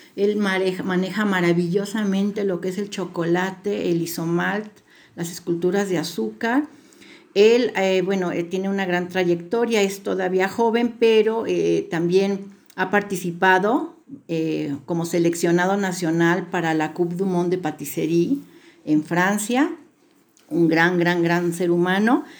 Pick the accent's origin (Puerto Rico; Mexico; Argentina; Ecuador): Mexico; Guadalajara, Jalisco; moved away as an adult; now in Puebla, Mexico; Yo este, me crié en la ciudad de Guadalajara, pero tengo ya 32 años viviendo en Puebla